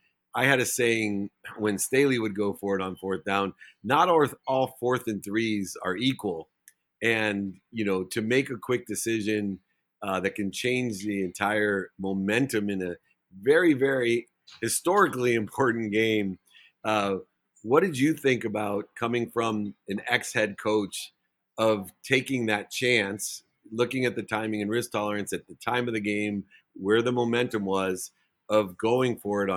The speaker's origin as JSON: {"language": "English", "town": "Akron", "region": "Ohio", "country": "United States", "tie": "born or raised there", "also_born_or_lived": "Indianapolis, Indiana", "moved": "yes", "lives_now": "Los Angeles, United States", "said": "I was born in Akron, Ohio. I would say all great things come from Ohio. It's a great place to be from."}